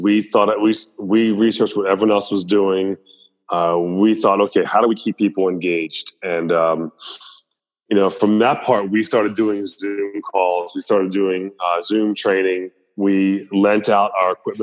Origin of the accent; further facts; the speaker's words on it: Columbia, Maryland, United States; growing up in Columbia, where it was super diverse